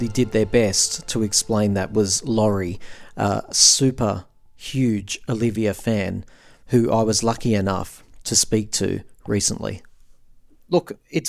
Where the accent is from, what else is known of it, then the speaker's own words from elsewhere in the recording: Australia; I'm an Australian